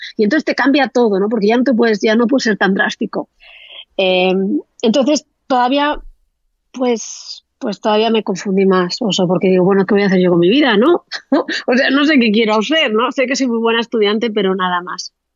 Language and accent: Spanish; Spain; moved away as an adult; also born or lived in Amsterdam / Australia; los españoles tenemos la discapacidad casi todos de ¿eh? hablar a lo Penélope Cruz, ¿no? o sea, tenemos un acentazo